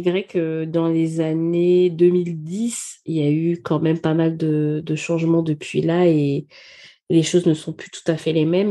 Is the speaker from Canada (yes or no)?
no; Gabon; moved away; je suis née au Gabon, j'ai grandi au Gabon